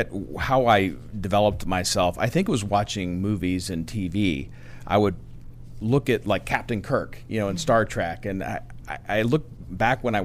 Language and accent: English; Aliquippa, Pennsylvania, United States; I grew up in western Pennsylvania near Pittsburgh, a little town called Aliquippa, steel mill town